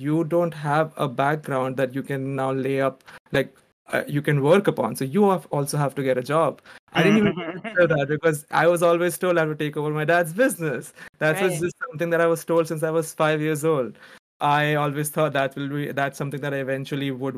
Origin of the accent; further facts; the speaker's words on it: Surat, Gujarat, India; moved away as an adult; also born or lived in Mumbai; now in United States; I'm from India. I originally grew up in Surat, India. Surat, Gujarat, a small city